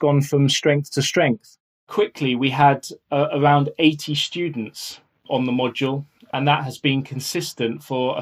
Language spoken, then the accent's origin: English; Outer Hebrides, Scotland, United Kingdom; moved away; I spent a lot of time growing up in the Outer Hebrides